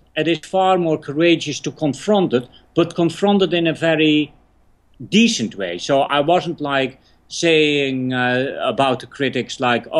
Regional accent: England, United Kingdom; I weirdly enough didn't know him because I came from England, so I didn't know how popular he was.

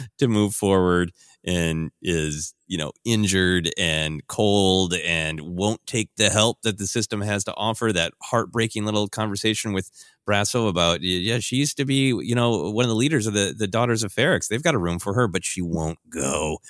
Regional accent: Minneapolis, Minnesota, United States; my hometown of Minneapolis

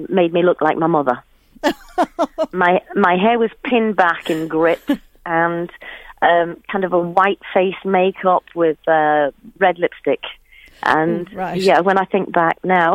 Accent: Shipley, Yorkshire and the Humber, United Kingdom; I was born in Shipley in Yorkshire

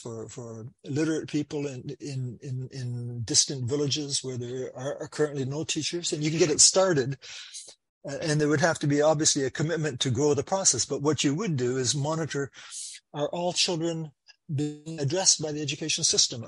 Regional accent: Canada; I'm from Canada

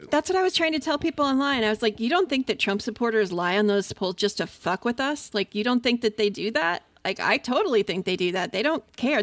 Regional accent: Allentown, Pennsylvania, United States; also born or lived in Lancaster, Pennsylvania; I grew up in Allentown

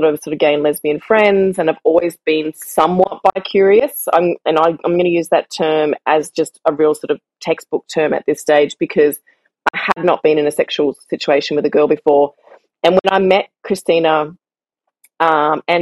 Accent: Australia; moved away as an adult; now in Barcelona, Spain; being the Australian that I am

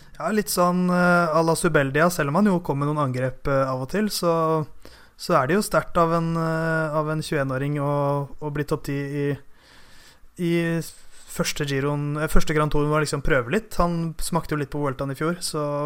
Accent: Norway

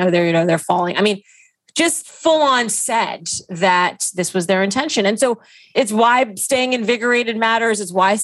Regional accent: Saudi Arabia; now in United States; growing up in Saudi Arabia

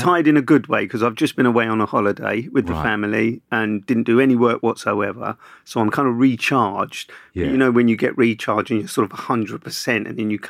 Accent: Camberwell, London, United Kingdom; I grew up in Camberwell in Southeast London.

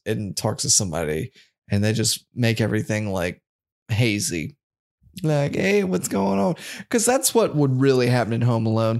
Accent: North Carolina, United States; we're from North Carolina and NASCAR is, like, the major sport

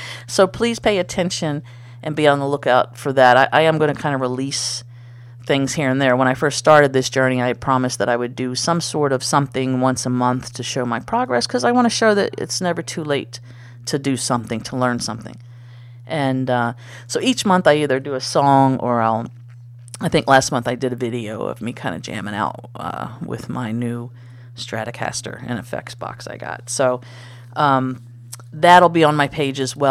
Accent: United States; I'm American

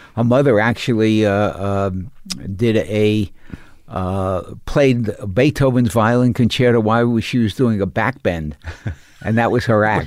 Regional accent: New York City, New York, United States; I came from Coney Island

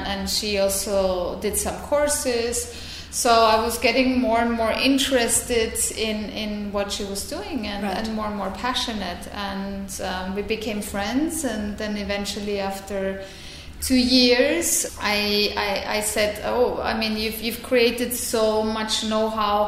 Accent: Vienna, Austria; moved away as an adult; now in Barcelona, Spain; I was born in Vienna, and it's now been 19 years that I came to Barcelona

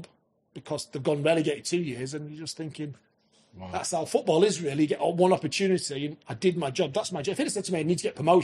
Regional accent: Scunthorpe, Yorkshire and the Humber, United Kingdom; I was an hometown boy, always wanted to manage my hometown team

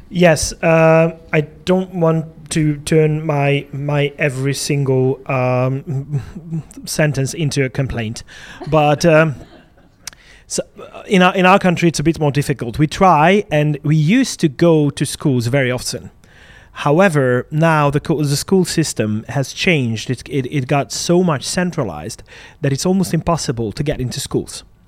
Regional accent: Hungary; born or raised there

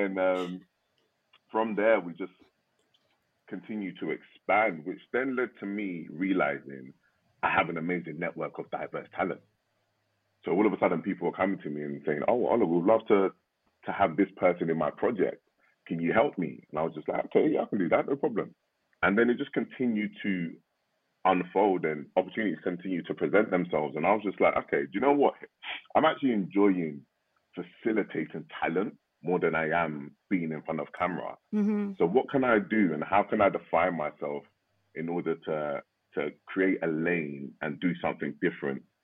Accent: United Kingdom; I'm a British-born Nigerian.

